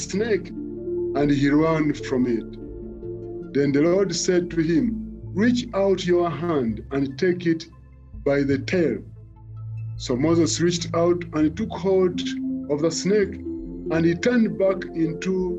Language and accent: English; Mukono, Central Region, Uganda; I was born and raised in Mukono